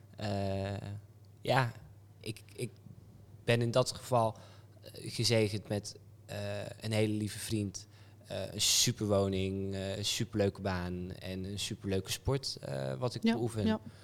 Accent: Apeldoorn, Gelderland, Netherlands; also born or lived in Amsterdam / Brabant; now in North Brabant, Netherlands; ik kwam uit Apeldoorn

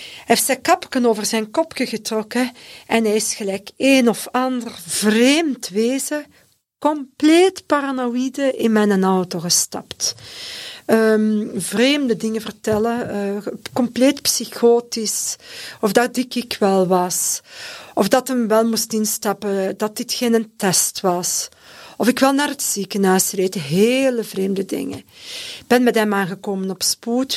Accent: Leuven, Flanders, Belgium; Ik ben ook afkomstig van Leuven

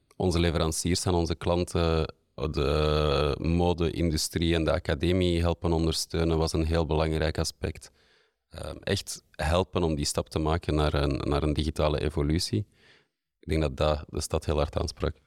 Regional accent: Antwerp, Flanders, Belgium; de laatste 15 jaar in Antwerpen gewoond en gewerkt. Ik ben hier ook geboren

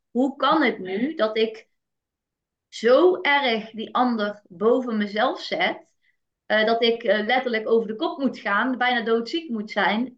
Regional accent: North Brabant, Netherlands; ik kom uit Brabant en daar was wel echt de instelling. En zeker vanuit familie. Ik ben geboren in een eh, heel nuchter Brabants gezin

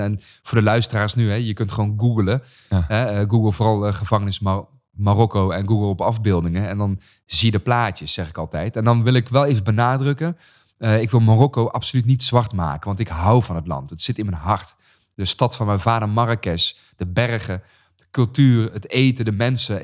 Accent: Raamsdonksveer, North Brabant, Netherlands; gewoon geboren getogen in Brabant

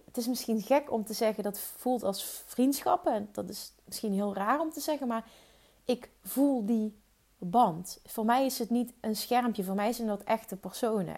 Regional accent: Limburg, Netherlands; accent: Limburgs; Ik heb een stom Limburgs accent.

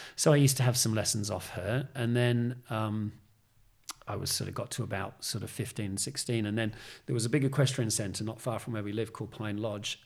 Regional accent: Australia; moved away as an adult; now in United Kingdom; growing up in Australia, you know, where I was, a sort of country town

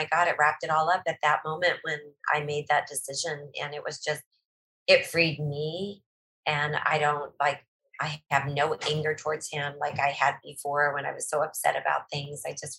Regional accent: Eagle River, Alaska, United States; country of Eagle River, which is just north of Anchorage. And we grew up on a farm.

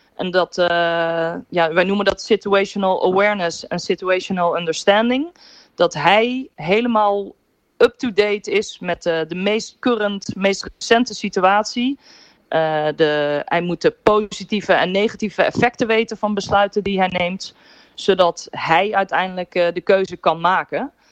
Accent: Netherlands

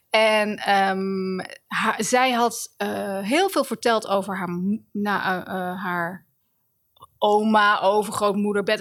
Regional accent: The Hague, South Holland, Netherlands; Den Haag is de stad waar ik ben geboren in 1969.

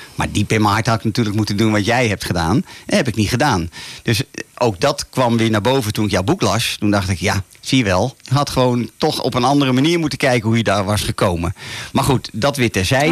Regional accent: Laren, North Holland, Netherlands; Hier vanuit de studio in het altijd mooie Laren, Noord-Holland. Mijn geboortedorp

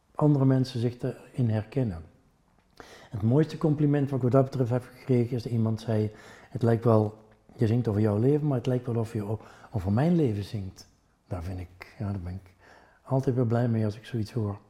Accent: North Brabant, Netherlands; accent: Brabants; first language Brabantian; Dutch is a second language; now in Ghent, Belgium; ik ben toch wel Brabander. Dat krijg je er niet uit

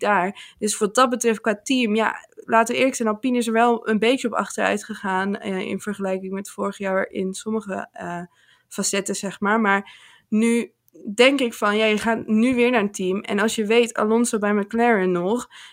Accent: Netherlands; ik uit Nederland kom

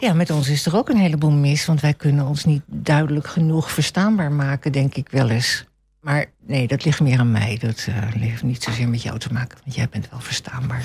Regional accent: Venezuela; now in Almelo, Netherlands; ik ben opgegroeid in Venezuela

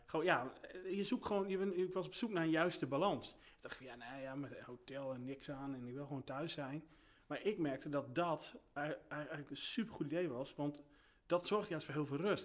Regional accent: Groningen, Netherlands; moved away as an adult; now in Friesland, Netherlands; ik kom zelfs uit Groningen en, ehm, daar woonde ik toen ook.

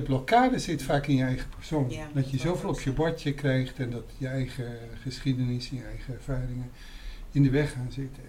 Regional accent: Amsterdam, North Holland, Netherlands; mij als Amsterdammer

